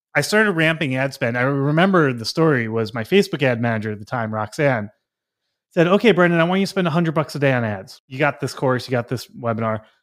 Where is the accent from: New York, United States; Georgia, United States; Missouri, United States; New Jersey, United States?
New York, United States; Long Island; I grew up on Long Island